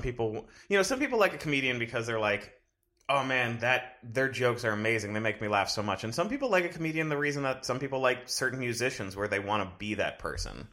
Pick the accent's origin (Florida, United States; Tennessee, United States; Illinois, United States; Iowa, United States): Florida, United States; Fort Lauderdale; moved away; I'm originally from South Florida